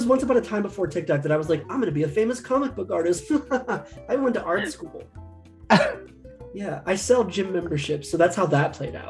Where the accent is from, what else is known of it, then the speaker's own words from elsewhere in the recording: New York, United States; I can't even move into the apartment I grew up in New York right now.